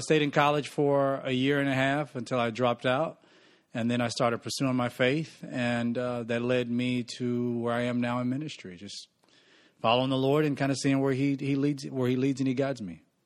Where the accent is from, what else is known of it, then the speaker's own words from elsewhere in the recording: Newton, Mississippi, United States; Born and raised in Newton, Mississippi, backwoods, born in a double wide trailer